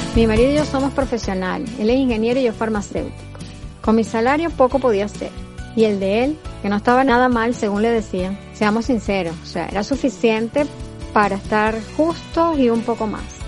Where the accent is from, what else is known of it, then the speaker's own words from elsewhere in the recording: Venezuela; moved away as an adult; also born or lived in Spain; now in United States; Como venezolanos